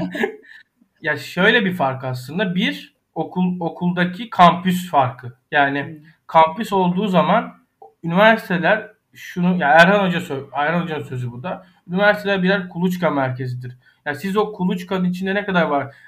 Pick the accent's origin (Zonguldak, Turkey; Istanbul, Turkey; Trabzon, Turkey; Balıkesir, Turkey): Balıkesir, Turkey; Ayvalık; Ayvalık'ta büyüdüm